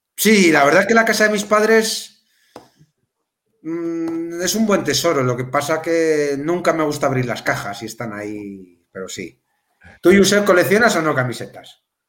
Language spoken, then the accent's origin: Spanish; Melilla, Spain; now in A Coruña, Spain; yo, yo soy de Melilla